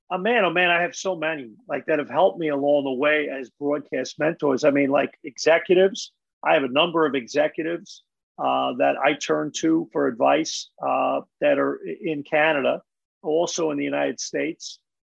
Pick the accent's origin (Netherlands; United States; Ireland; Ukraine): Ireland; I know a lot of Michael Keenans. I'm Irish. So there's a lot of Michael Keenans I know.